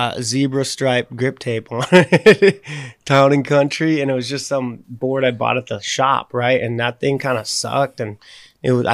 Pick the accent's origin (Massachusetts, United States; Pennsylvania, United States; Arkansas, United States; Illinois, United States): Massachusetts, United States; Rowley; moved away; also born or lived in Beverly, Massachusetts; I grew up in this small town called Rowley